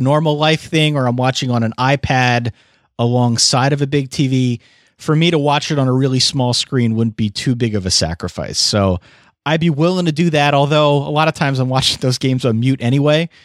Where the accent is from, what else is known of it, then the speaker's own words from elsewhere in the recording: Eastern Pennsylvania, United States; accent: Eastern Pennsylvania; my Eastern Pennsylvania accent